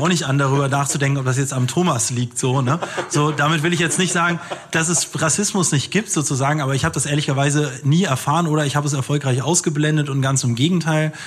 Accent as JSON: {"language": "German", "country": "Germany", "tie": "born or raised there", "said": "ich bin in Deutschland geboren, meine Mama ist Ägypterin"}